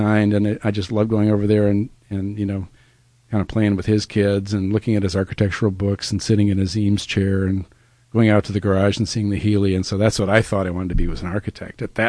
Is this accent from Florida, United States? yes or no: no; Traverse City, Michigan, United States; Growing up in Traverse City